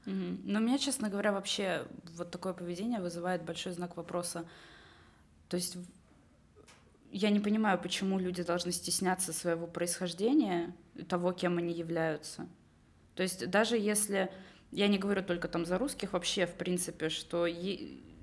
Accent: Estonia; moved away as an adult; also born or lived in London; я из Эстонии

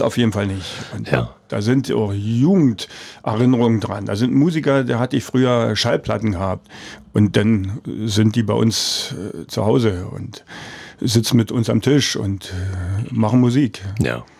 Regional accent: Forst, Brandenburg, Germany; ich bin in Forst geboren

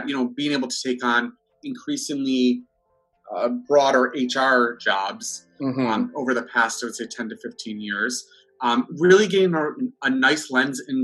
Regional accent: Buffalo, New York, United States; moved away as an adult; I was born and raised in Buffalo, New York.

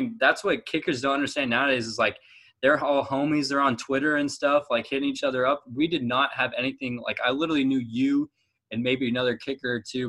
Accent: Fresno, California, United States; They had one in 2013 in Fresno, my hometown.

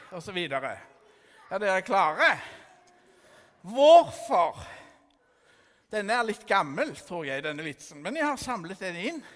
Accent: Stavanger, Rogaland, Norway; Jeg er fra Stavanger. Jeg er 15 år, tro det eller ei.

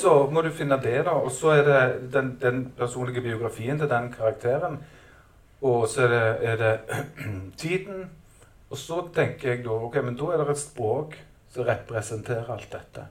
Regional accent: Stavanger, Rogaland, Norway; Jeg kommer jo fra Stavanger

